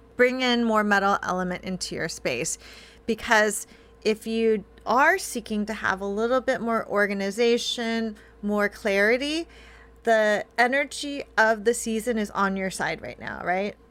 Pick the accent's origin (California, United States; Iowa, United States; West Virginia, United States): California, United States; I grew up in California